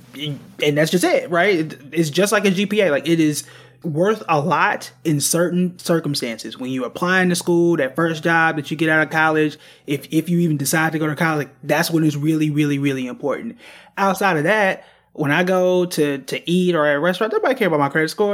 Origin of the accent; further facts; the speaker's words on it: Tulsa, Oklahoma, United States; I'm from Tulsa, Oklahoma